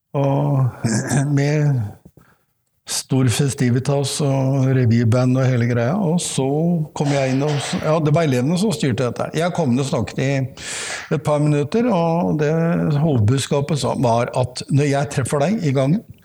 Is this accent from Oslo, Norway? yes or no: yes; Oslo, Norway; jeg er oppvokst midt i Oslo